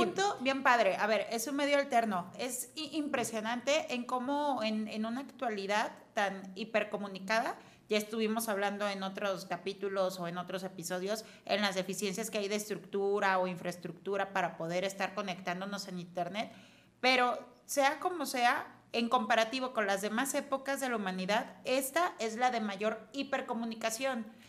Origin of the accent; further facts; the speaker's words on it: Mexico; los mexicanos no nos sintamos un solo equipo, que somos los mexicanos